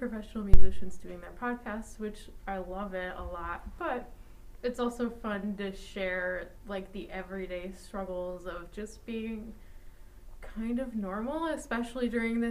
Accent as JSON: {"language": "English", "town": "Mequon", "region": "Wisconsin", "country": "United States", "moved": "as an adult", "lives_now": "Amherst, United States", "said": "I am from Mequon, Wisconsin, and I study viola performance at UMass Amherst."}